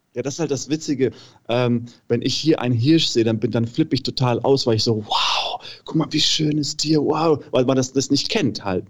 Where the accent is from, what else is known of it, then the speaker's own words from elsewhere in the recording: Namibia; moved away as an adult; now in Germany; ich bin halt in Namibia geboren, meine ganze Familie ist da, meine ganzen Freunde